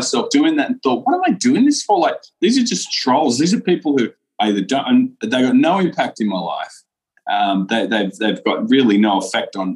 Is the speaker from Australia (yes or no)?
yes; Australia; Me being Australian